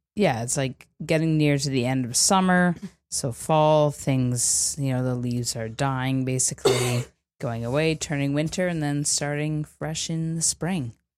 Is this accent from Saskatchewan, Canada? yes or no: no; Cavan, Ontario, Canada; moved away; Cavan area, my hometown